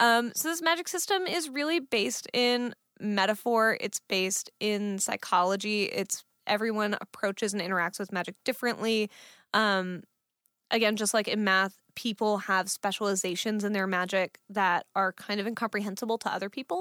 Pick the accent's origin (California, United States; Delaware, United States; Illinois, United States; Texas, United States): California, United States; Fremont; I grew up in Fremont, which is a city in California